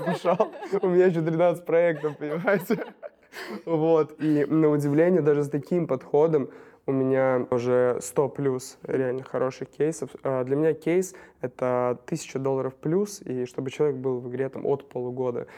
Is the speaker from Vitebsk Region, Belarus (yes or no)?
yes; Novopolotsk, Vitebsk Region, Belarus; moved away as an adult; now in Minsk, Belarus; я из Новополска, в Минске последние пять лет